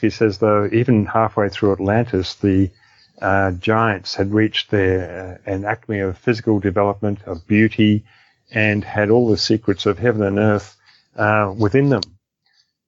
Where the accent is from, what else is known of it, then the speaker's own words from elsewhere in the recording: Australia; in Australia, for instance, which is my home country